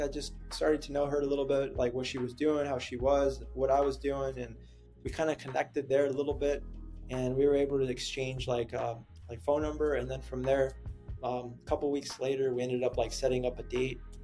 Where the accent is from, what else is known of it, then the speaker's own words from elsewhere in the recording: San Antonio, Texas, United States; moved away as an adult; also born or lived in Camp Springs, Maryland; now in San Diego, United States; I was living in San Antonio, Texas, and uh, I made the big big boy decision to kind of move away from my my hometown